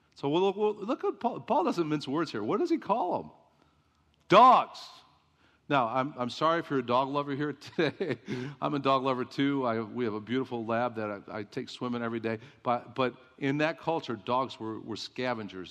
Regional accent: Chicago, Illinois, United States; moved away; I grew up in Chicago

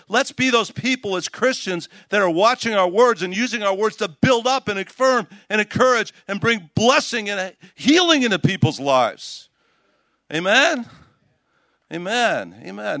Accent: Chicago, Illinois, United States; Chicago, where I'm from. I grew up in Chicago

